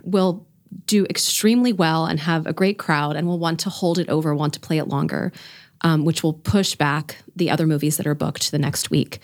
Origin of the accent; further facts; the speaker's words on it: Florida, United States; moved away as an adult; also born or lived in Indiana / Bethlehem, Pennsylvania; now in Reading, United States; I am not from here. I grew up in Florida.